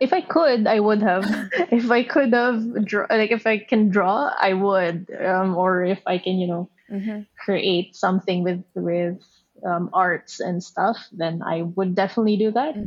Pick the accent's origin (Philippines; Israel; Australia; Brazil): Philippines; moved away as an adult; now in Japan; I'm from the Philippines. Um, born, raised in the Philippines.